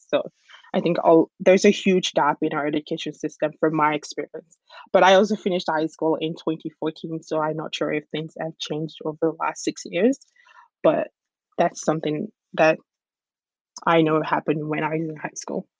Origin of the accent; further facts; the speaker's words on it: Nigeria; my culture of being a Nigerian and being a Yoruba person